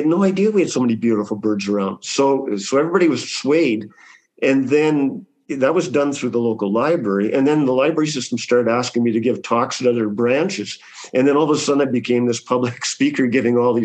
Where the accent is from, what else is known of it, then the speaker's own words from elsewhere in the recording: Canada; I'm Canadian.